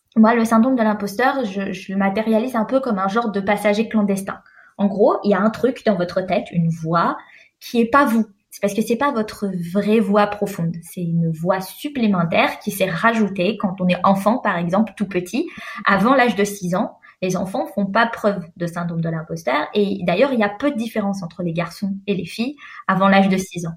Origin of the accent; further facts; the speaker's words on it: France; also born or lived in Algeria (parents); now in Sweden; je suis française et à l'heure actuelle, je vis en Suède